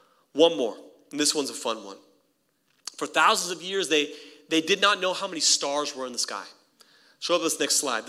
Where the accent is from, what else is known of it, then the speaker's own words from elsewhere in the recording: El Camino Hospital, California, United States; I was born in El Camino Hospital